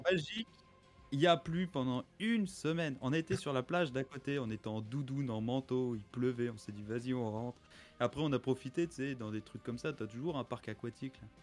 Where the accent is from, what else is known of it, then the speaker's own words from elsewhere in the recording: Metz, Grand Est, France; moi à la base je suis de Metz